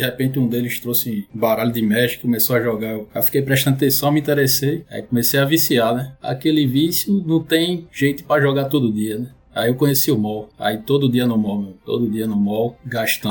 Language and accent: Portuguese; Recife, Pernambuco, Brazil; sou de Recife